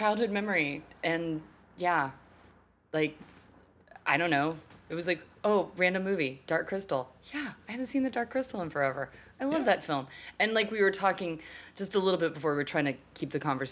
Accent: Texas, United States; moved away; I am originally from Texas, and I still have all of my family living in Texas, and so many of my friends, well, you know, people I know that I grew up

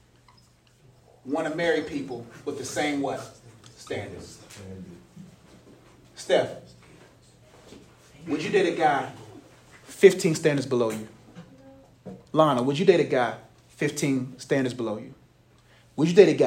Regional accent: Nigeria; now in United States; I'm Nigerian

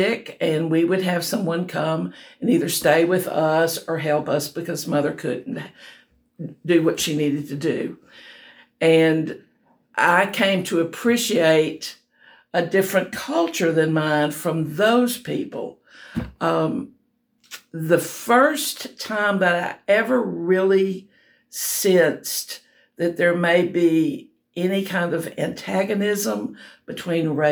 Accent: Northwest Louisiana, United States; I was born in Northwest Louisiana

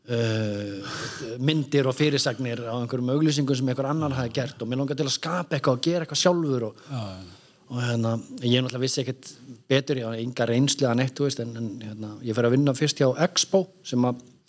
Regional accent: Reykjavík, Capital Region, Iceland; moved away; also born or lived in Akureyri; kem meðan úr Reykjavík en fer norður á Akureyri í skóla

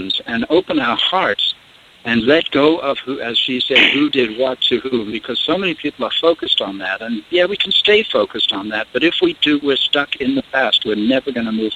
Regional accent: South Africa; also born or lived in England; now in United States; I grew up in South Africa, so I grew up among the Zulus and various tribal folks there. I'm an Englishman born in England back in 1943, and ended up coming

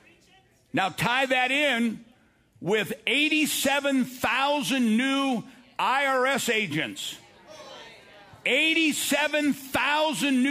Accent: United States; I'm an American

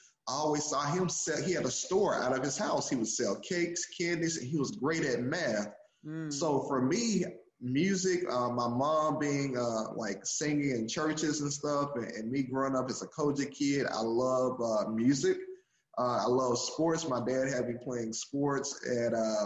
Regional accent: Grenada, Mississippi, United States; also born or lived in Greenwood, Mississippi; I was born in Greenwood, Mississippi, and grew up in Grenada, Mississippi.

